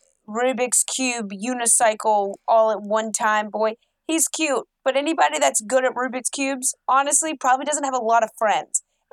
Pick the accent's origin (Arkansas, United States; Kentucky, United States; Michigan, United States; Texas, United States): Kentucky, United States; Louisville; I'm in Louisville, Kentucky. It's my hometown.